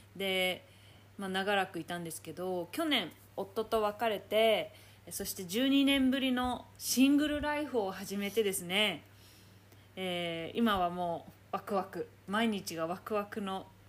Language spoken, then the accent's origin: Japanese; Chitose, Hokkaido, Japan; moved away as an adult; now in Perth, Australia; 2人とも北海道出身なんですしかもあやさんは札幌私は千歳